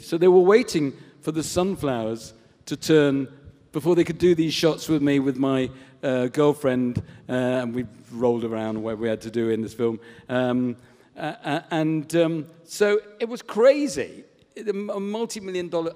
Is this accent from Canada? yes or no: no; Southport, North West England, United Kingdom; I was brought up in Southport in Lancashire